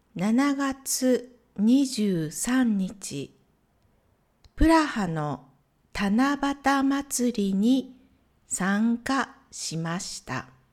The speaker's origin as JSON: {"language": "Japanese", "town": "Matsuyama", "region": "Ehime", "country": "Japan", "tie": "born or raised there", "said": "私の地元愛媛県松山市"}